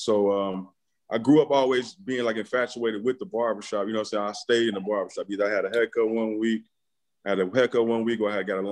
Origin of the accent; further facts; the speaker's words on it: Chicago, Illinois, United States; from the south side of Chicago, grew up playing baseball